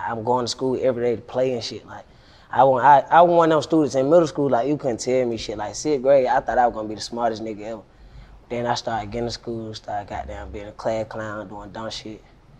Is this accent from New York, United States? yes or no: no; Atlanta, Georgia, United States; I'm from Cleveland Avenue.